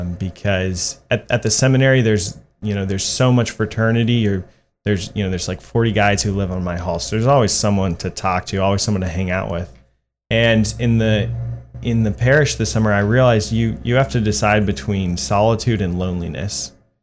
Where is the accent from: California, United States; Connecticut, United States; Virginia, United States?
Virginia, United States; Ashburn; also born or lived in Beaufort, South Carolina / Jacksonville; So I was born in Beaufort, South Carolina. My dad was a Marine Corps pilot. I moved down to Jacksonville and then back to Beaufort. And in fourth grade, I moved up to Ashburn, Virginia, which is in the Diocese of Arlington. And I've lived there ever since.